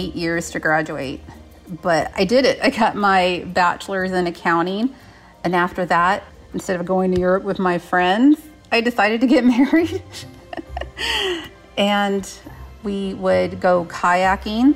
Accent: San Antonio, Texas, United States; I grew up in San Antonio, Texas, on the southwest side of town

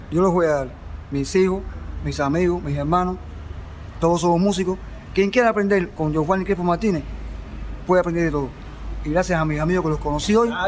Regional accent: Colombia; Eh, bueno, venimos de Colombia, tuvimos el placer hoy

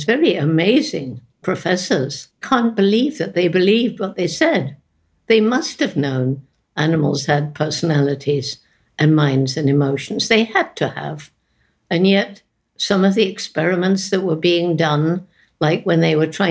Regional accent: England, United Kingdom; moved away; when I was growing up in England.

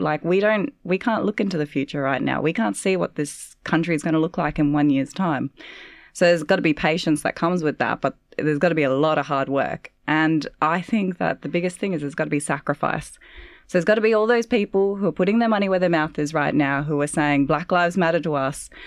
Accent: Northern Territory, Australia; moved away; when I was younger, growing up in the Northern Territory, so Walpri country

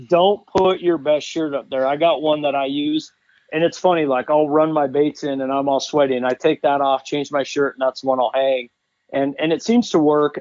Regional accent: Montana, United States; also born or lived in Wyoming; now in Cody, United States; I grew up in Montana, where we couldn't bait

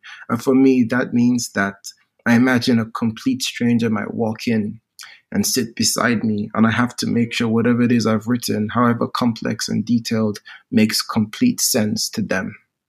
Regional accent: Nigeria; But language also means a lot when I come from Nigeria, and we have Pidgin English, which is a broken English. Then we have Nigerian spoken English, which is different from British spoken English

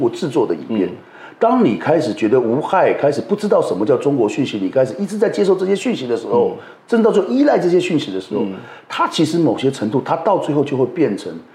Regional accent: Taiwan; 我们是，台湾人

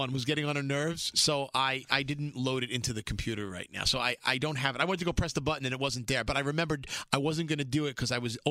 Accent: New York City, New York, United States; We're from Brooklyn.

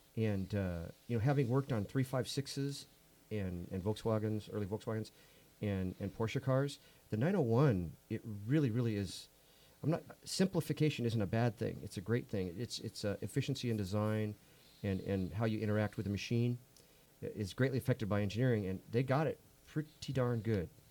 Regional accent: South Gate, California, United States; I grew up in Southgate

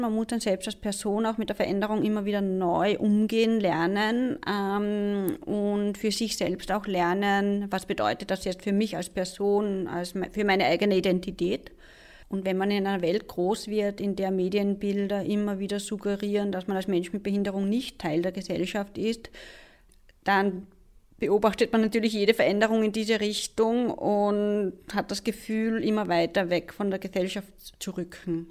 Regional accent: Liezen district, Upper Styria, Austria; Ich bin aufgewachsen in der Obersteiermark, im steirischen Enstal, im wunderschönen Bezirk Liezen

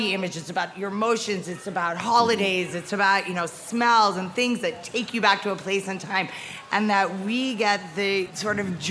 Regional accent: Syracuse, New York, United States; I'm from Syracuse, New York, where like Italian food was like chicken parm.

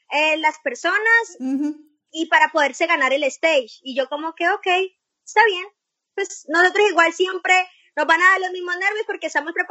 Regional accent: Colombia; Sí, sí, como somos nosotros los colombianos.

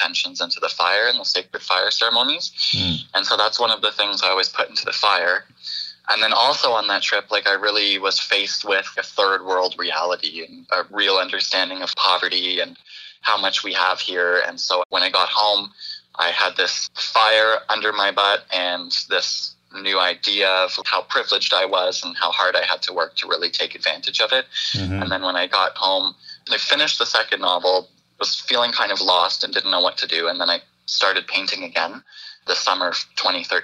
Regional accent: Brampton, Ontario, Canada; now in Orangeville, Canada; I grew up in Brampton

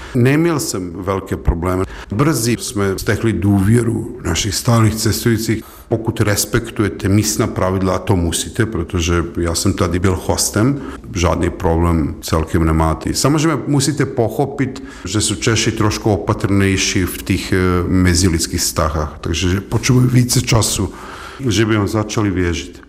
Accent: Belgrade, Serbia; Czech is a second language; moved away as an adult; also born or lived in Prague, Czech Republic; jsem Srb a narozen Bělehradu

